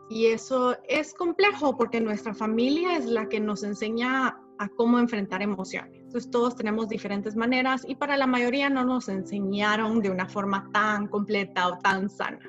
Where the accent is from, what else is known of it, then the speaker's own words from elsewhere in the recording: Guatemala; moved away as an adult; also born or lived in Mexico; now in Connecticut, United States; Soy de Guatemala, luego viví en México